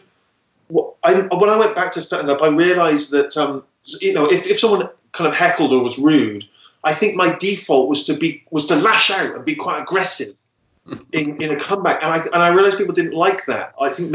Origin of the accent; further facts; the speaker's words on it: Bristol, South West England, United Kingdom; I was from Bristol and I was playing in Exeter